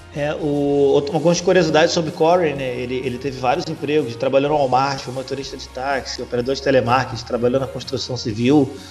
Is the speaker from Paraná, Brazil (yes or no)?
no; Rio de Janeiro, Brazil; aqui do Rio, então, cara, pô, a minha infância foi ouvindo, foi ouvindo esses caras